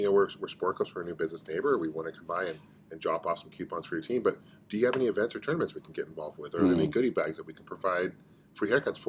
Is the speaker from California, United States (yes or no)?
no; Arizona, United States; I'm from Arizona.